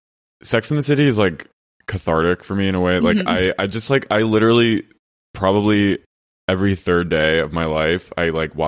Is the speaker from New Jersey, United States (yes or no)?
yes; New Jersey, United States; I'm from Jersey, so it's like very like NYC suburb aspirational bedroom community shit.